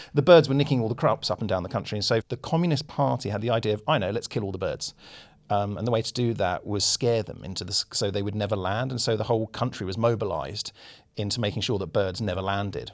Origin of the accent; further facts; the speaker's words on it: United Kingdom; as a British person